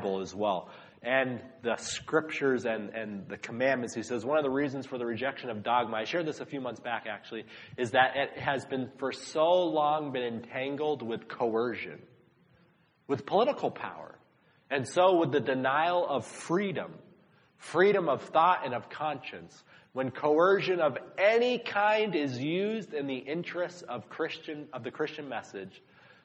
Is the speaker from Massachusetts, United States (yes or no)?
yes; Massachusetts, United States; I was an outsider because I was from Massachusetts